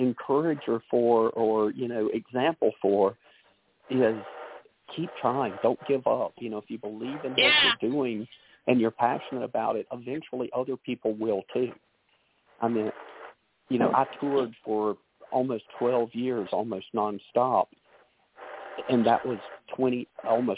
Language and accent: English; Greenville, South Carolina, United States; we're both from Greenville